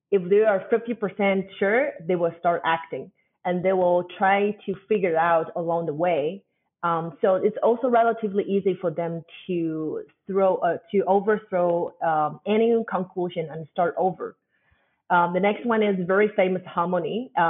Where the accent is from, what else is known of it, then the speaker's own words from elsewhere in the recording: China; moved away as an adult; also born or lived in Germany; born and growing up in China, but leaving Germany for a while.